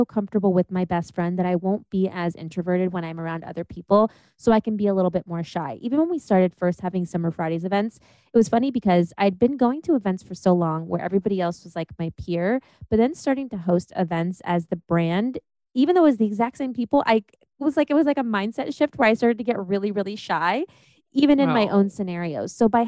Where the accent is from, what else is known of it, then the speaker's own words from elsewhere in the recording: Germany; born there; I was born in Germany, and then they had to like transfer stuff to the US.